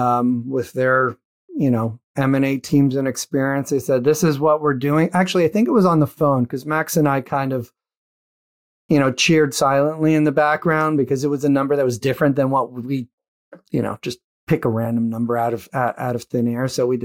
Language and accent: English; Canada; And at that point, as a Canadian, you kind of understand this